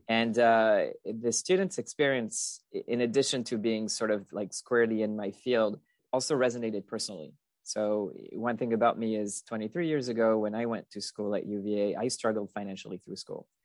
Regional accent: France; English is a second language; moved away as an adult; I'm originally from France. I spent most of my childhood, uh, there through high school.

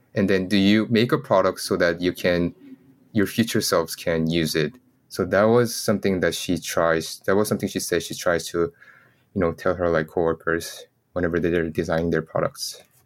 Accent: South Korea; I was born in Korea

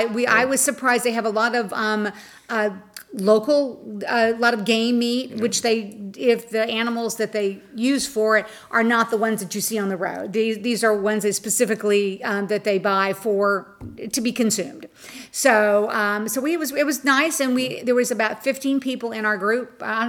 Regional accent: Florida, United States; we're from Florida

